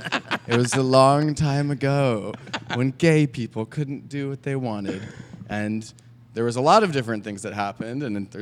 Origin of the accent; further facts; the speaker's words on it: New York, United States; now in New Orleans, United States; I grew up in New York.